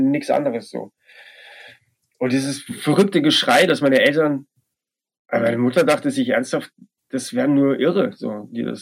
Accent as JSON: {"language": "German", "region": "Bavaria", "country": "Germany", "tie": "born or raised there", "said": "Leben in Passberg, das war der diese, diese kleine Ort in Bayern, in der Oberpfalz, wo ich groß geworden bin, war ja alles andere als wild."}